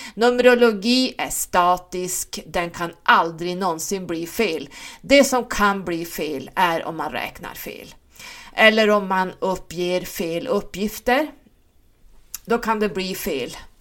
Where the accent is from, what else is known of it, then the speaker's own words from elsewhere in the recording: Stockholm, Stockholm County, Sweden; now in Norrland, Sweden; Jag är född i Stockholm och uppvuxen där. Ehm, flyttade upp hit när mina föräldrar skilde sig eftersom mamma var norrlänning.